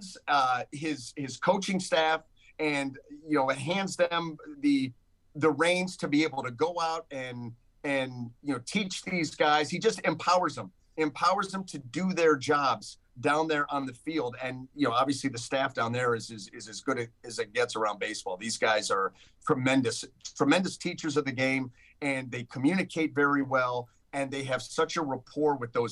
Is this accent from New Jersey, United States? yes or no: no; Northeast Ohio, United States; now in St. Petersburg, United States; Growing up in Northeast Ohio